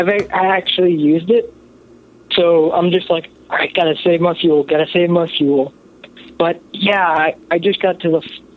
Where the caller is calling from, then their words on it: Kansas City, Missouri, United States; I'm calling from the Kansas City area.